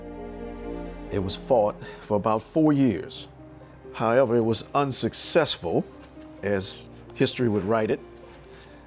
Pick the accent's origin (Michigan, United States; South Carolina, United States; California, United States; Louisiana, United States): Louisiana, United States; New Orleans; as a kid growing up in New Orleans.